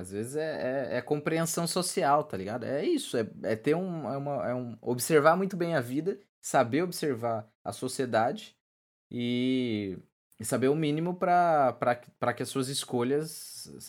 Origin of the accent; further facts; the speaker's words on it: Brazil; a gente, a gente não pesquisa, cara, enquanto, enquanto brasileiro